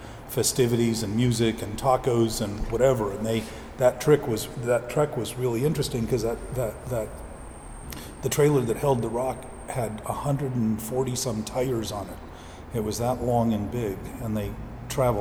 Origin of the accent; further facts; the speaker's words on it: the Valley, California, United States; also born or lived in West Hollywood; now in Venice, United States; I grew up in the Valley. I lived in the Valley